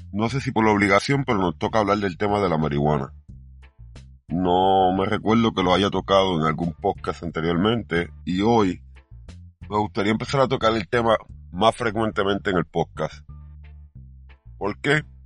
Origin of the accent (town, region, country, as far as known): Puerto Rico